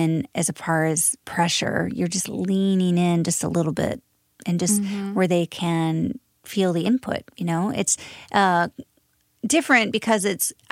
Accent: Midwest, United States; I'm from the Midwest

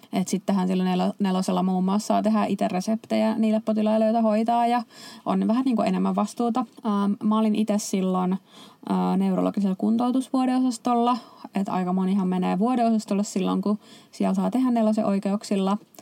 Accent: Helsinki, Uusimaa, Finland; moved away as an adult; also born or lived in Turku; mä itse Helsingistä kotoisin

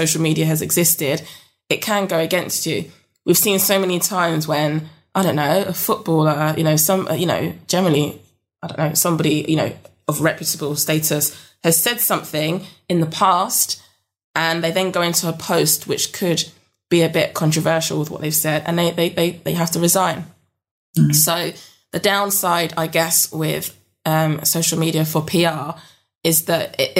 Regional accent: London, United Kingdom; moved away as an adult; now in Yorkshire Dales, United Kingdom; I'm from South London

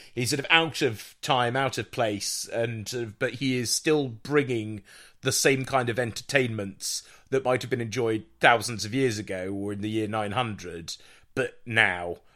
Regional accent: Jersey; also born or lived in South London; now in London, United Kingdom; i'm not english i'm british but i'm from jersey uh, i happen to live in south london

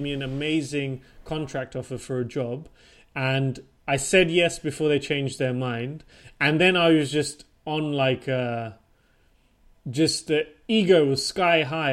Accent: Portsmouth, South East England, United Kingdom; moved away as an adult; also born or lived in London / Switzerland / Denmark / Japan; now in Stockholm, Sweden; I'm born and raised from the UK

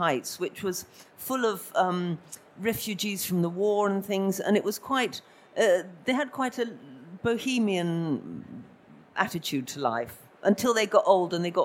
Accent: London, United Kingdom; moved away as an adult; I come from Camden Town

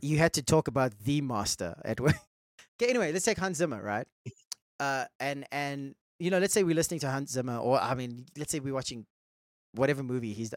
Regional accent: India; I'm Indian

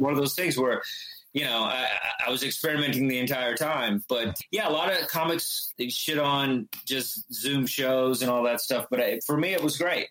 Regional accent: Texas, United States; moved away as an adult; also born or lived in Chile; now in New York City, United States; I was growing up in Texas

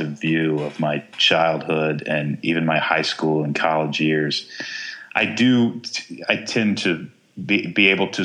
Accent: Texas, United States; I grew up in Texas

